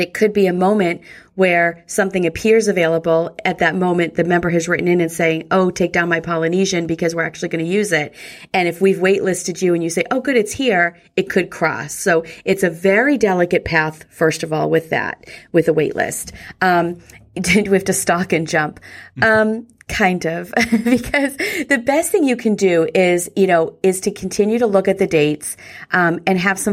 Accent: New England, United States; I'm from New England.

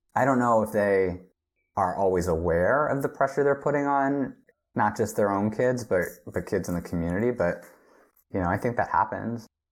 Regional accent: right outside Philadelphia, Pennsylvania, United States; moved away as an adult; also born or lived in Los Angeles; now in South Korea; I grew up right outside Philadelphia

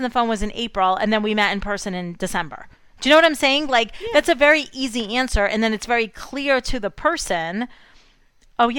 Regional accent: United States; I'm just an American woman

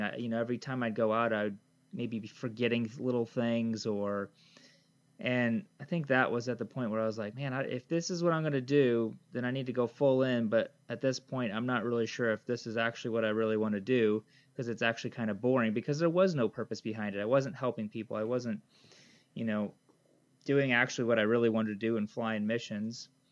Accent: Michigan, United States; moved away as an adult; now in Papua New Guinea; We took us back to the States, and I grew up most of my life in Michigan. And uh, yeah, so I think probably till about age of 25, I was in Michigan

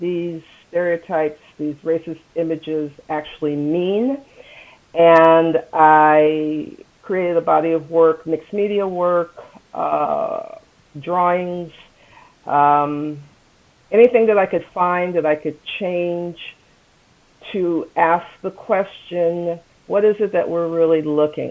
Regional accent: United States; I am African American

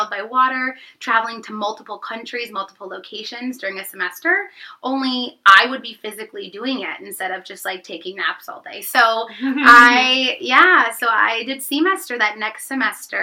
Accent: St. Louis, Missouri, United States; moved away; I am from St. Louis, Missouri

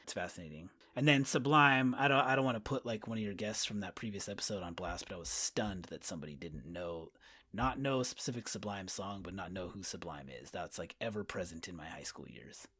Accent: Winters, California, United States; A town called Winters, California, outside of, like, Sacramento, Davis area.

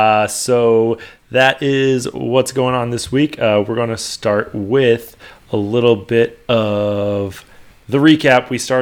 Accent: New York, United States; I'm from New York, so I can spot this stuff.

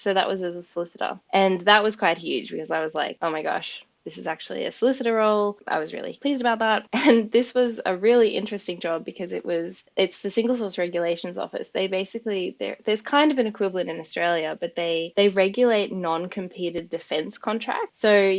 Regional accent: United Kingdom; But also, I'm a British citizen and I've always wanted to live over here.

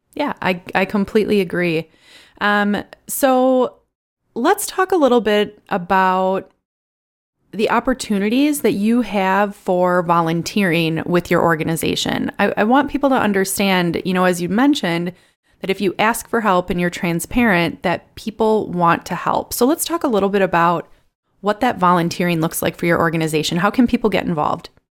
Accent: Milwaukee, Wisconsin, United States; I'm from Milwaukee

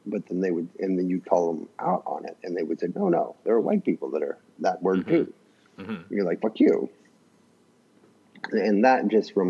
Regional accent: the South, United States; moved away; I'm from the South

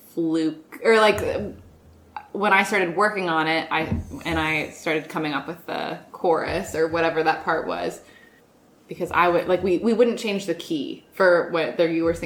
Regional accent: Lexington, Virginia, United States; moved away; my hometown, Lexington, was in the news that week.

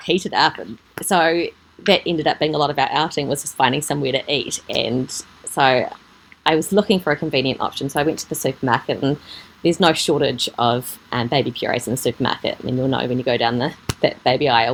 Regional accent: Gisborne, New Zealand; also born or lived in Auckland, New Zealand; now in Papamoa, New Zealand; I grew up in Gisborne, and we ah. were on a kiwi fruit and apple orchard

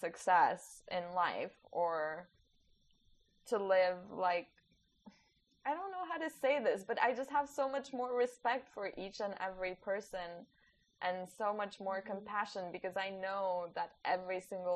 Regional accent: Poland; I was born after communism in Poland

